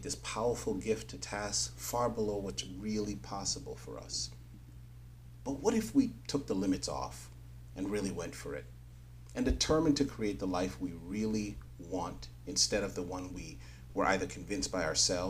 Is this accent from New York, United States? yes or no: yes; New York City, New York, United States; I grew up in New York City